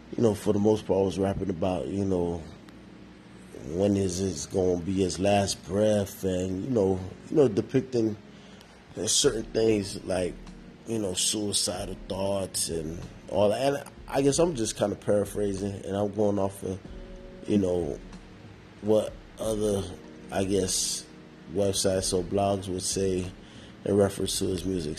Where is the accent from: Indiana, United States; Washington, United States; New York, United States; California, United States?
New York, United States; me growing up in New York